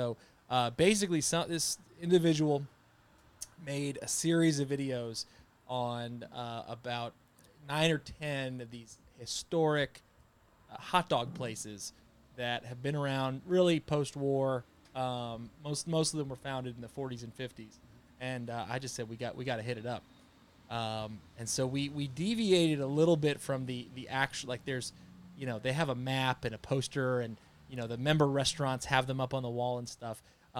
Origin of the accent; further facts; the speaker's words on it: Connecticut, United States; moved away; And so I grew up in Connecticut.